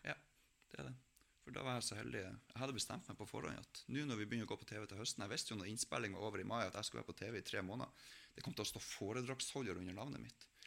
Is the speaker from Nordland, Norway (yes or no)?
yes; Melbu, Nordland, Norway; hjemme på Melbu